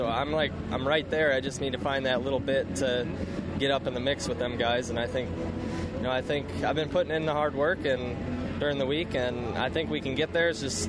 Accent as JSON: {"language": "English", "country": "United States", "tie": "born or raised there", "said": "I gotta represent USA. I mean, born and raised here."}